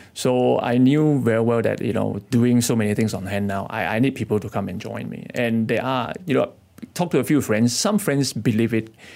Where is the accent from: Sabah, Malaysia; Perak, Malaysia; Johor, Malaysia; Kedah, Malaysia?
Kedah, Malaysia; moved away as an adult; now in Kuala Lumpur, Malaysia; I come from Kedah